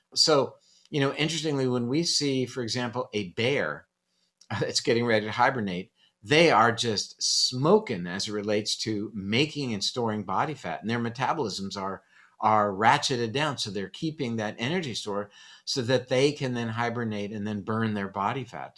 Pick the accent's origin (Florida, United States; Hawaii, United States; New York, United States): Florida, United States; Coral Gables; born or raised there